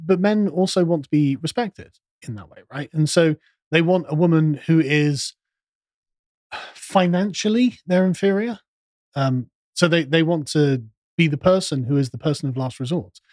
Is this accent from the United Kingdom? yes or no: yes; United Kingdom; because we're British